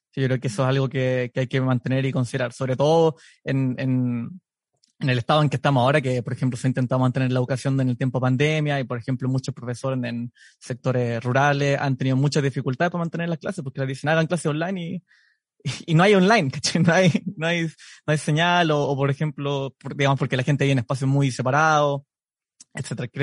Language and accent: Spanish; Temuco, Araucanía, Chile; moved away as an adult; also born or lived in Edmonton, Canada; now in Canada; soy psicólogo, soy de Temuco